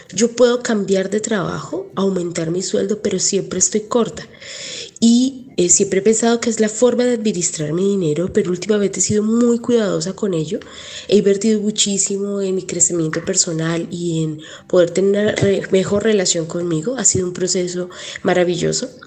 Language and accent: Spanish; Venezuela; also born or lived in Dominican Republic; now in New York, United States; soy venezolana y pero resido en Estados Unidos, en Nueva York